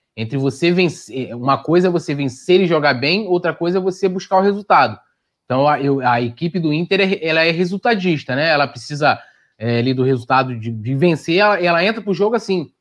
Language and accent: Portuguese; São Gonçalo, Rio de Janeiro, Brazil; pertinho lá de São Gonça, que é minha terra também